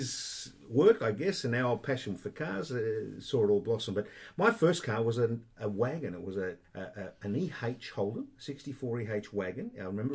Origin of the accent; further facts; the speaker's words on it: Sydney, New South Wales, Australia; I was born a Westie, right? Western suburbs of Sydney. When I say Westie, I was born in and around the Canary Banks area in a place called Belfield